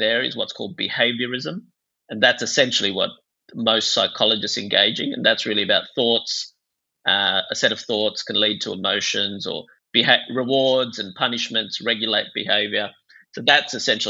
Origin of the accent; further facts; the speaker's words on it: Bangladesh; moved away; I grew up in Bangladesh and it was very much a shame-based culture